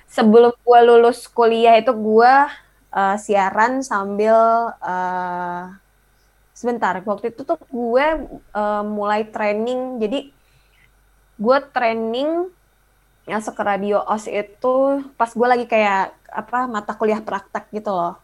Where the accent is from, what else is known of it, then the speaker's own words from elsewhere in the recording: Indonesia; moved away as an adult; gue dari Indonesia